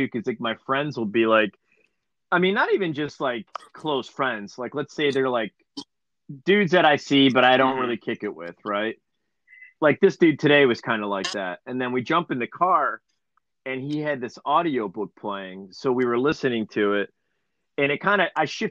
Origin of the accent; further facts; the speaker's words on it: Cleveland, Ohio, United States; we're from Cleveland